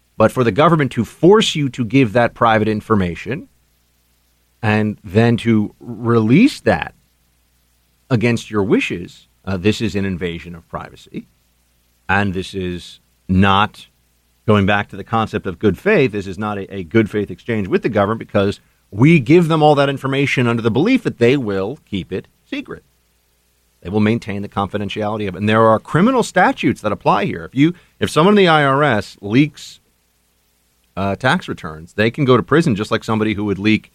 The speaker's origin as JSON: {"language": "English", "region": "New York", "country": "United States", "tie": "born or raised there", "said": "state of New York, my home state"}